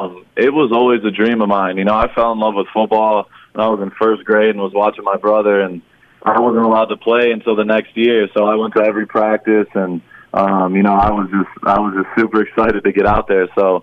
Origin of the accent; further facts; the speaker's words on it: Michigan, United States; for me, I was coming from Michigan, so football's a little bit different in Michigan than it is in Texas.